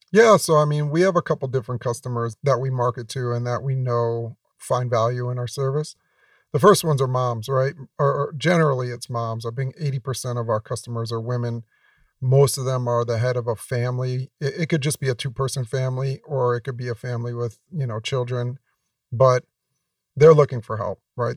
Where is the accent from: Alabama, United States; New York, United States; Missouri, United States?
New York, United States; I grew up in New York